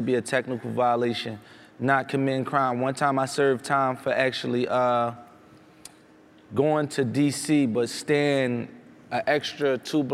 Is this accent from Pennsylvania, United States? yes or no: yes; Philadelphia, Pennsylvania, United States; I'm from Philadelphia, Center City. I live in Center City